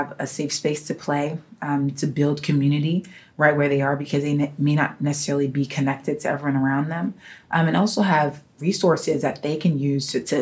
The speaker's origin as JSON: {"language": "English", "town": "New York City", "region": "New York", "country": "United States", "tie": "born or raised there", "said": "as a young girl growing up in New York City"}